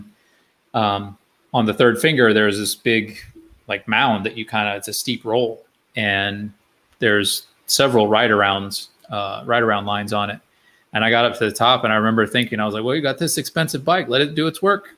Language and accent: English; Florida, United States; I grew up in Florida